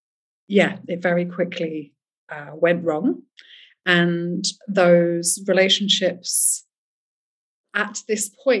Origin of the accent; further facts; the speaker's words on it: England, United Kingdom; accent: English; also born or lived in France; now in Spain; I grew up in England, but I was born in France. I am here on a German passport. My family's Swiss. I lived in seven countries before I was seven.